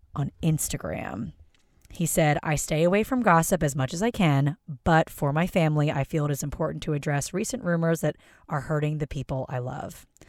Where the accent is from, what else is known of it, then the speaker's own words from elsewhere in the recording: Philadelphia, Pennsylvania, United States; I am from Philadelphia